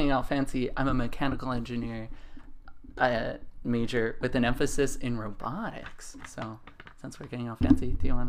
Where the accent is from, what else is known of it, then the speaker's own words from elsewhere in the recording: New Mexico, United States; moved away; I'm from New Mexico.